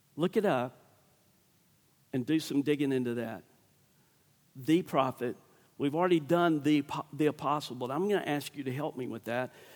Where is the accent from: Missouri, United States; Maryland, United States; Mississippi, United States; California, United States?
Mississippi, United States; Starkville; I'm from Starkville